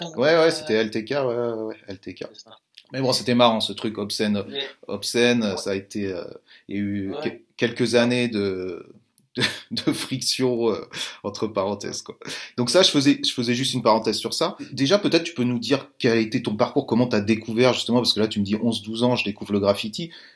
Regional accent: France; nous, en tant que Français

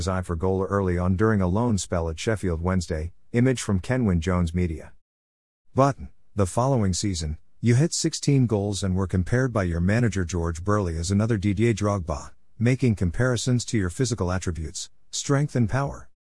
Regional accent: Trinidad & Tobago; growing up in Trinidad and Tobago is like any other Caribbean island really, warm weather, beaches, sea and sand, but it is also industri

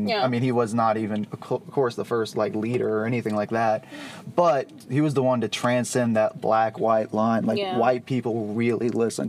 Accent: Dallas, Texas, United States; So I grew up in the Dallas area

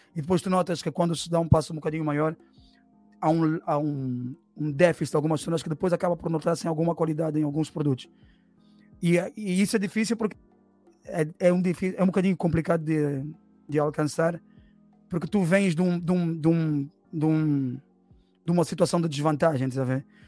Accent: Angola; now in Portugal; eu sou angolano porque eu nasci em Angola, sou filho de uma angolana com um cabo

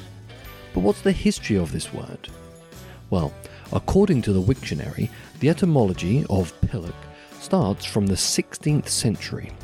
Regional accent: England, United Kingdom; I'm from England

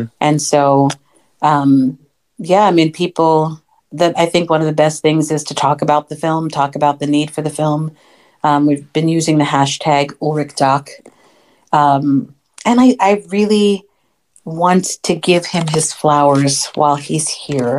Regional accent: United States; I'm American born of Haitian parents

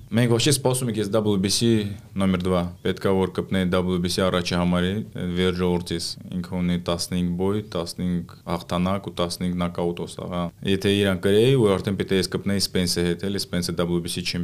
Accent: Russia; also born or lived in Pyatigorsk, Russia / Nagorno-Karabakh (ancestry); Այո, ես ծնվել եմ Ռուսաստանում, բայց արմատներով Ղարաբաղից ենք, մամաս ու papas Ղարաբաղից է, սա ես ապրում ենք Պիտիգորսկ։

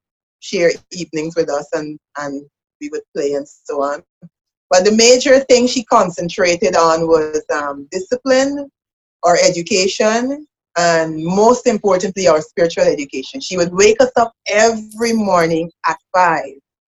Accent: Georgetown, Demerara-Mahaica, Guyana; I am from Georgetown, Guyana. I'm from the capital of Guyana.

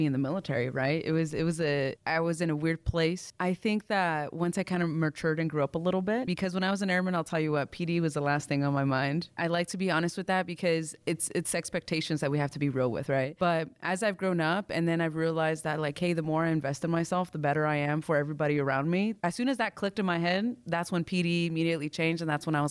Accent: Central Valley, California, United States; moved away as an adult; also born or lived in Germany / Edwards Air Force Base, California; So I grew up in the Central Valley a lot of the time.

